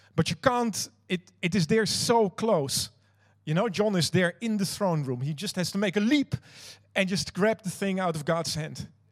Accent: Netherlands; now in New Zealand; I'm not Kiwi you might have noticed that. I actually am uh, Dutch. I'm from another country

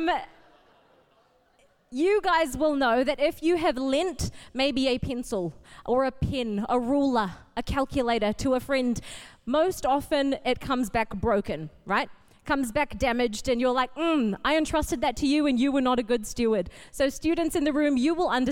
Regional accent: Auckland, New Zealand; also born or lived in Fiji / Papakura; I grew up at Botany. I started coming here when I was 5, back in 97, when we moved to New Zealand from Fiji.

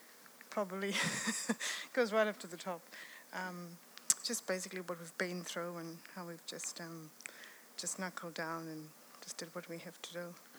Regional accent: South Africa; moved away as an adult; where we came from South Africa, when we immigrated here about 16 years ago.

